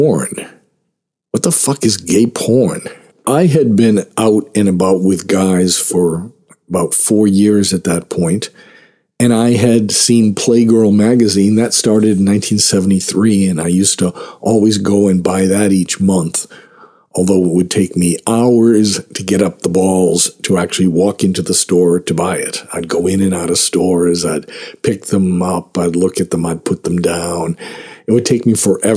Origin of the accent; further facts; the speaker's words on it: Boston, Massachusetts, United States; also born or lived in Hollywood, Los Angeles; now in Los Angeles, United States; I'm from Boston, but I just moved out here